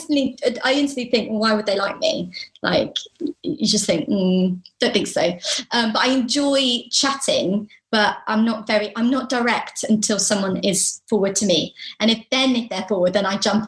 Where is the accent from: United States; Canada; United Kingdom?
United Kingdom; we're British